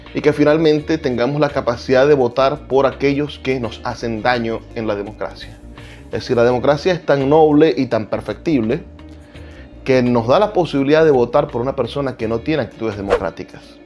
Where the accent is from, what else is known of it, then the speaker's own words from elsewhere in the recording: Venezuela; lo que nos une, por ejemplo, como venezolanos